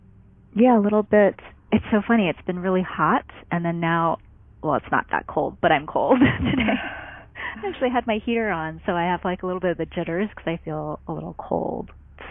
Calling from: El Cerrito, California, United States; also born or lived in Oakland, California; I am calling in from the Bay Area, specifically the East Bay, El Cerrito, California.

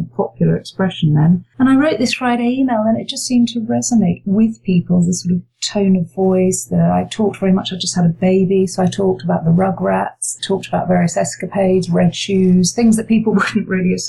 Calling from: London, United Kingdom; The very rainy surrounds of Kentish Town in leafy green North London, not.

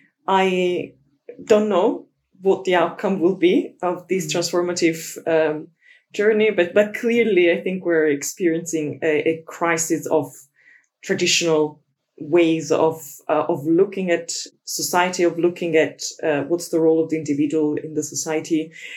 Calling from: London, United Kingdom; I'm calling in from London, the rainy London.

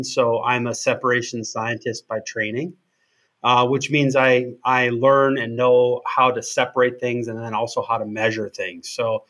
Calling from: Wisconsin, United States; I'm calling in from Wisconsin.

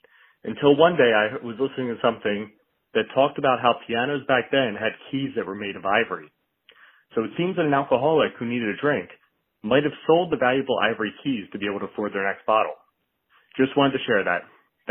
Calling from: Pennsylvania, United States; Hey, guys … I'm an alcoholic from Bucks County, Pennsylvania.

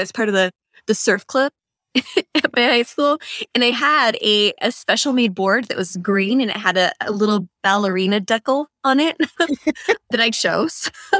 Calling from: San Diego, California, United States; also born or lived in New York City; Well, I am recording from San Diego, and I have been here since the start of the pandemic when I had to leave New York City

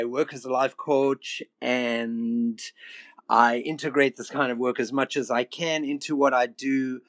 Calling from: Vancouver, British Columbia, Canada; I'm speaking here from Vancouver, Canada.

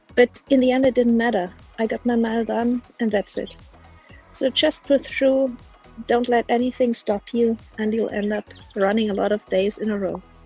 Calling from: Munich, Bavaria, Germany; I'm calling from Munich in Bavaria, Germany

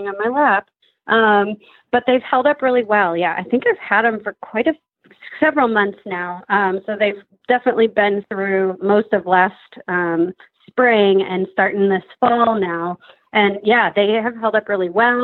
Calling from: Madison, Wisconsin, United States; I am calling today from Madison, Wisconsin

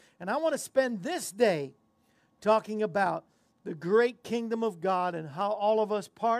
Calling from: Tennessee, United States; Alan, I'm right here in the state of Tennessee in the state of confusion as to why we keep losing

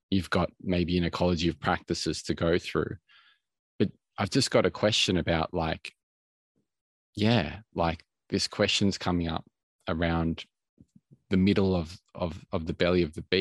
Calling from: Melbourne, Victoria, Australia; at the moment I'm in I'm coming from from Melbourne, Australia

